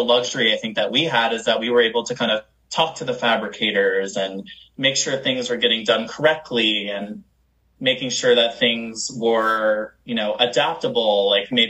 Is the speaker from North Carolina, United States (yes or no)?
yes; Charlotte, North Carolina, United States; now in Los Angeles, United States; I live in LA right now, and I'm originally from North Carolina. Yeehaw, North Carolina. Shout out to Charlotte, you know, the 704